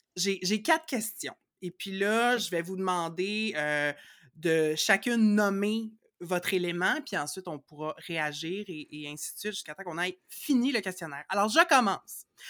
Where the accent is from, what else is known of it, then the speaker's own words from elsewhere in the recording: Laval, Quebec, Canada; je suis née à Laval en 1983